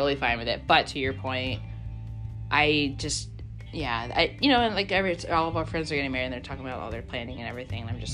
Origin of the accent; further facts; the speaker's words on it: Ohio, United States; I'm from Ohio